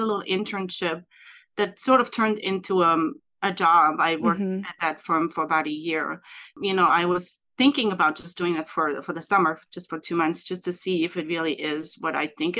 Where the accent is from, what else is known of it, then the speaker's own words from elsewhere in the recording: Germany; moved away as an adult; also born or lived in Northern California; now in United States; I'm originally from Germany. I moved here about 11 years ago